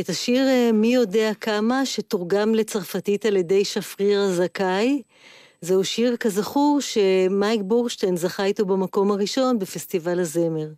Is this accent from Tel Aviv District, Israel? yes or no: no; Haifa, Haifa District, Israel; אני חיפאית אה, במקור